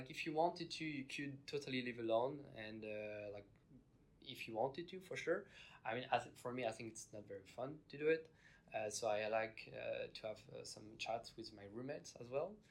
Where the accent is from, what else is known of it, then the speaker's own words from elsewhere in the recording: France; Uh, I'm from France. I'm 21 years old.